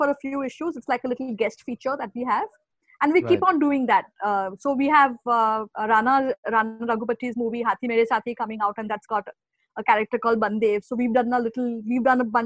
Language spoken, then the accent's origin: English; India; as Indians